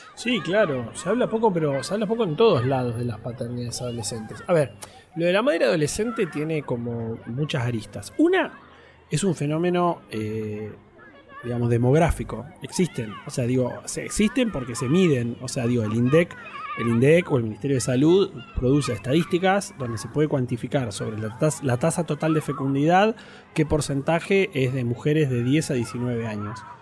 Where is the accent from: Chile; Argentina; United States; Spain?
Argentina; Trelew, Chubut; moved away; also born or lived in Buenos Aires; nací en Trelew, en la provincia del Chubut